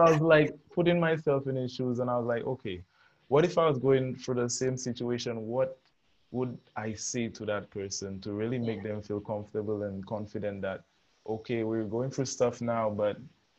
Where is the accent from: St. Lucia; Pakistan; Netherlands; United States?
St. Lucia; Choiseul; I'm from Choiseul.